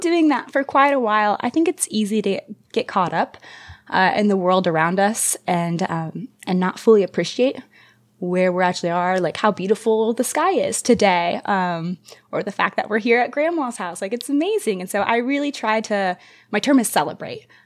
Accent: United States; growing up in America

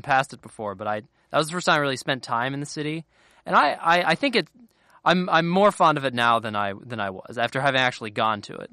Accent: a town a little north of Cincinnati, Ohio, United States; moved away; I'm not technically from Cincinnati. I'm from a little, a town a little north of it

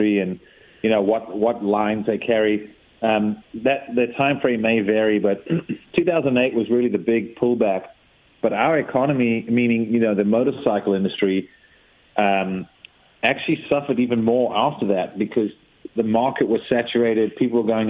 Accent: South Africa; also born or lived in Europe; now in United States; I'm a kid, I'm from Africa

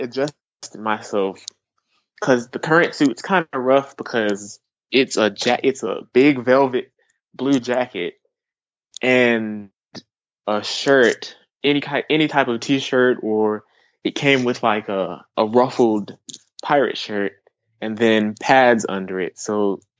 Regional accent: South Carolina, United States; I'm from South Carolina

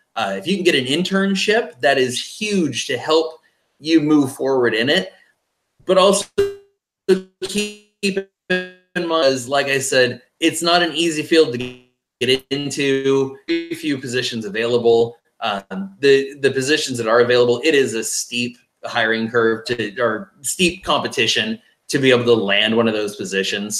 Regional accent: base of Mount Rainier, Washington, United States; moved away; also born or lived in Flagstaff, Arizona / Texas; growing up in Washington State, the base of Mount Rainier

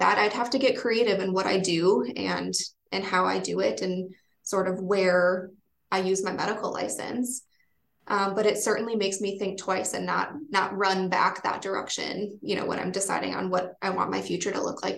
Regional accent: Wisconsin, United States; now in Vermont, United States; I come from Wisconsin and all of my family is there

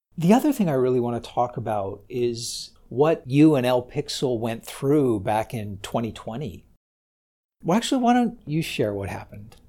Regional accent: United States; as an American founder

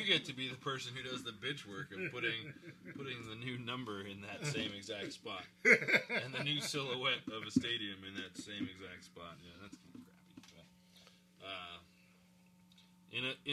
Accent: Ghana; moved away; My native Ghana

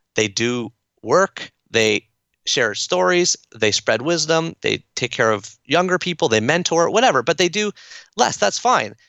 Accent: Toronto, Ontario, Canada; I'm from Toronto, so I'm a fan of the Toronto Blue Jays

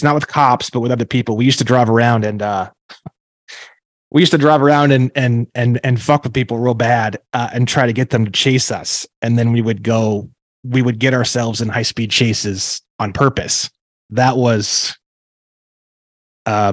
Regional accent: Northwest Indiana, United States; now in Glendale, United States; I grew up in Indiana, in a small town at first, close to Gary and Chicago, in Northwest Indiana, right up in the Northwest corner

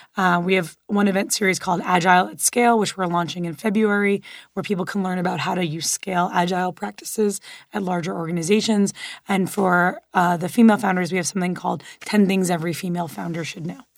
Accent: Miami, Florida, United States; moved away; also born or lived in Los Angeles; I grew up in Miami and then lived in L

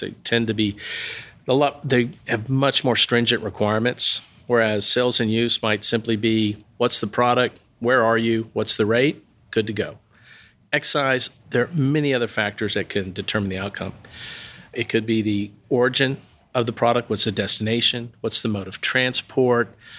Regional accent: Waxahachie, Texas, United States; I'm originally from Waxahachie.

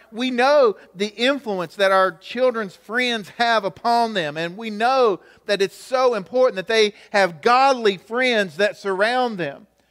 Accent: United States; I grew up here in Gaylock, so I think about some of the teachers I had at the high school

